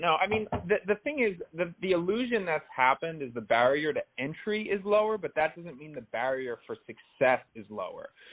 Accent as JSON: {"language": "English", "region": "New Jersey", "country": "United States", "tie": "born or raised there", "also_born_or_lived": "New York City", "moved": "yes", "lives_now": "Los Angeles, United States", "said": "I grew up in North Jersey"}